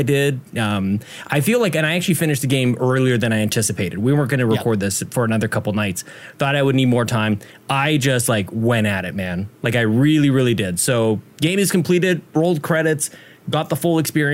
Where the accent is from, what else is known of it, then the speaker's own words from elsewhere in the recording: Canada; We're all Canadian.